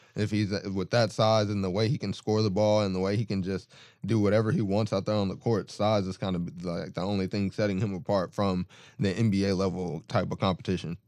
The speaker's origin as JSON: {"language": "English", "town": "Austin", "region": "Texas", "country": "United States", "said": "I'm from Austin"}